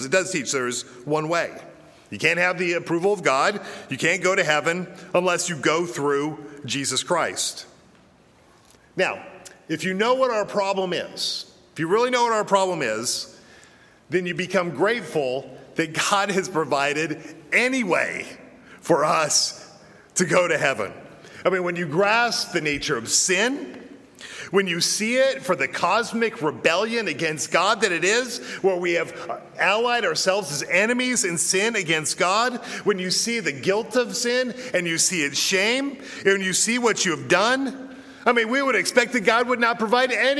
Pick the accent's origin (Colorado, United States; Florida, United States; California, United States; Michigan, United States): Colorado, United States; Denver; moved away; I was born and I was raised in Denver, Colorado